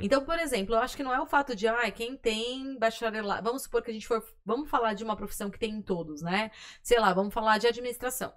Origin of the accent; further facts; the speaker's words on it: Brazil; a gente é brasileiro